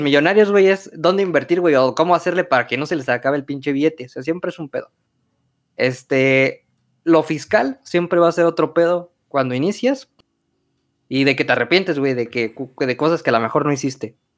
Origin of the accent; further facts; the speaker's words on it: Michoacán, Mexico; Somos de Michoacán